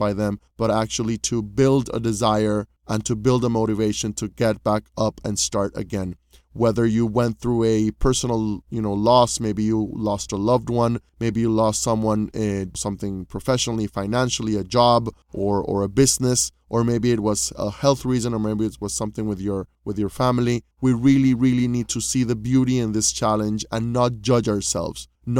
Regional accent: Panama; You know, I was coming from Panama, where in Panama, you know, I was like the soul of the party, and, you know, I had thousands of friends and I really enjoyed my social life.

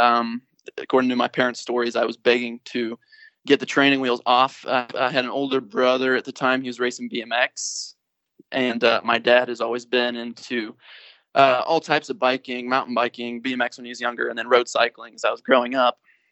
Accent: Springfield, Illinois, United States; I'm here in Springfield, Illinois, born and raised. I've actually lived in this house for 20 years in July.

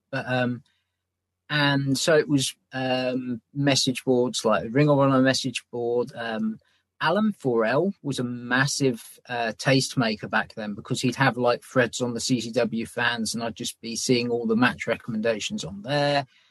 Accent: England, United Kingdom; I'm English

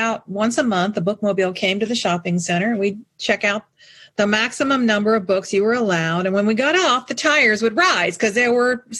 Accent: St. Petersburg, Florida, United States; Growing up in St. Pete, I was second oldest of five kids

